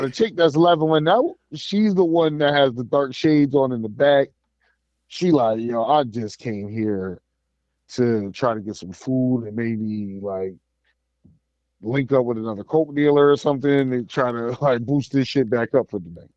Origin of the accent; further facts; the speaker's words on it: United States; as an American